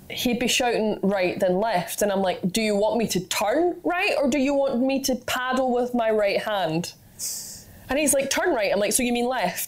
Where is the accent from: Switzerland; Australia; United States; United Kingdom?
United Kingdom; Scotland; I'm just Scottish.